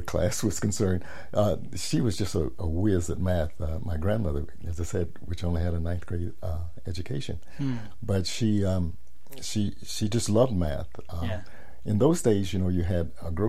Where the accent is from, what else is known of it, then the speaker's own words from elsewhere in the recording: Nashville, Tennessee, United States; moved away; I grew up in Nashville, Tennessee